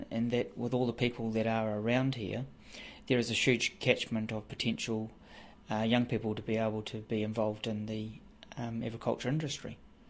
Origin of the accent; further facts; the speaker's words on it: Whanganui, Manawatū-Whanganui, New Zealand; I'm from Whanganui.